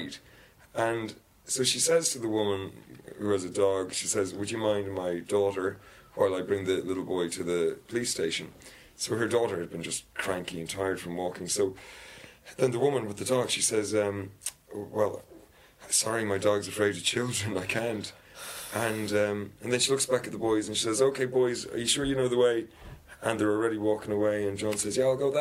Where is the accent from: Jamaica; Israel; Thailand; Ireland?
Ireland; Dublin, Leinster; I'm from Dublin